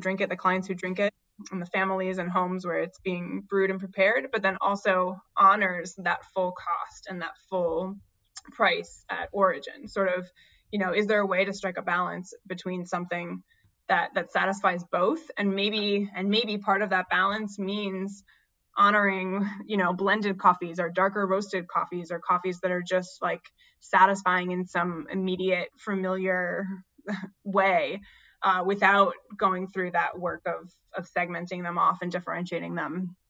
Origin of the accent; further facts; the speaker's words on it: New Hampshire, United States; Again, I grew up in New Hampshire and we have some delicious dark roasts up there in the winter